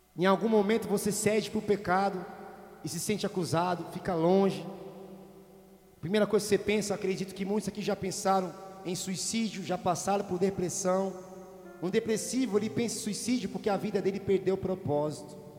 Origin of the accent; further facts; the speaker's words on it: Paraíba, Brazil; moved away; Eu vim da Paraíba, vim do mato, fui criado no pé de imbu